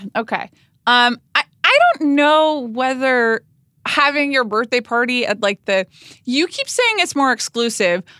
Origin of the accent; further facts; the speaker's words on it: Atlanta, Georgia, United States; I grew up in Atlanta, Georgia